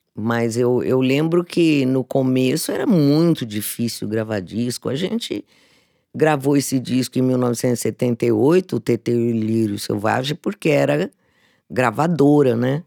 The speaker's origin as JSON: {"language": "Portuguese", "region": "Mato Grosso do Sul", "country": "Brazil", "tie": "born or raised there", "moved": "yes", "lives_now": "São Paulo, Brazil", "said": "eu nasci numa família de artistas no Mato Grosso do Sul"}